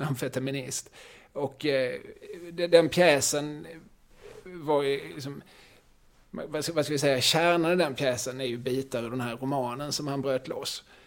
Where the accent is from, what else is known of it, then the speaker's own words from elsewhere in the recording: Eslöv, Skåne, Sweden; moved away as an adult; also born or lived in Lund; now in Malmö, Sweden; när jag växte upp i Eslöv